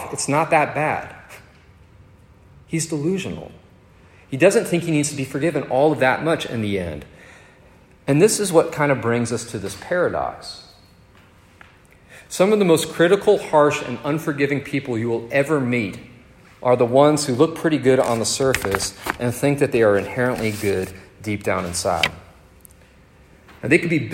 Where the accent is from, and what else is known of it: Northern Virginia, United States; born or raised there; moved away